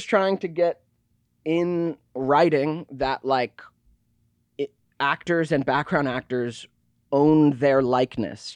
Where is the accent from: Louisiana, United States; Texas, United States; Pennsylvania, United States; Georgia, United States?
Georgia, United States; I was born, yes, I was born in Georgia